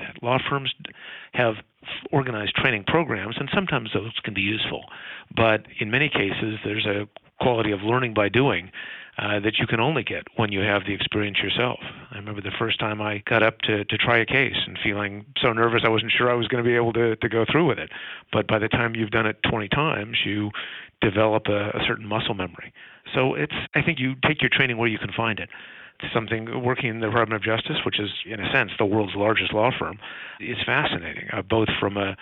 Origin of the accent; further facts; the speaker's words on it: Palo Alto, California, United States; As a kid growing up in Palo Alto